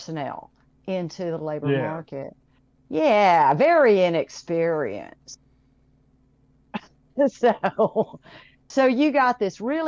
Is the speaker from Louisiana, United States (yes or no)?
yes; New Orleans, Louisiana, United States; I grew up in New Orleans, Louisiana